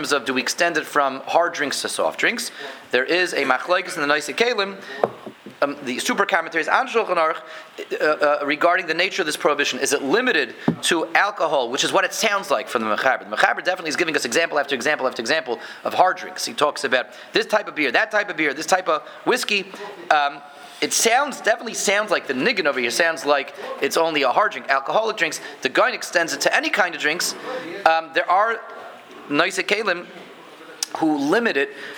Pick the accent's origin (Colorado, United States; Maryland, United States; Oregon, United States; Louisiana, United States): Colorado, United States; Denver; When I was a kid growing up in Denver